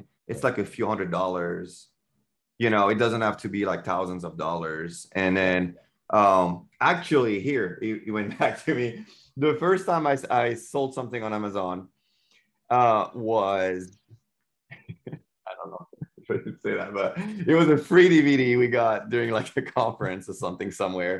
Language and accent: English; France; English is a second language; moved away as an adult; now in United States; I'm from France and English is not my first language.